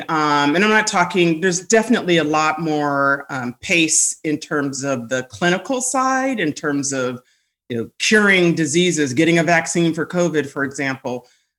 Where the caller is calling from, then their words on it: Washington, District of Columbia, United States; I am joining you from, I like to call it District 1, aka the nation's capital, on this fine, rainy, gloomy day.